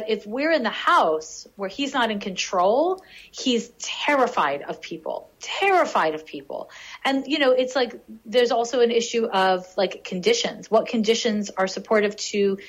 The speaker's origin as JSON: {"language": "English", "town": "Montreal", "region": "Quebec", "country": "Canada", "tie": "born or raised there", "moved": "yes", "said": "in Montreal. This is my hometown. Montreal's my hometown."}